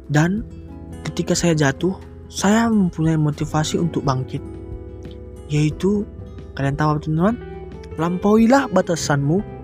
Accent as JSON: {"language": "Indonesian", "region": "North Sumatra", "country": "Indonesia", "said": "Asal saya dari Sumatera Utara, tepatnya di Kabupaten Karo."}